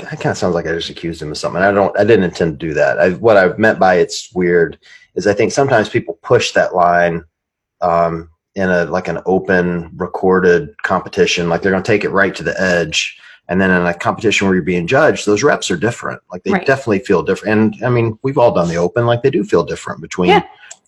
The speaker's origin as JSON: {"language": "English", "country": "United States", "said": "I'm American"}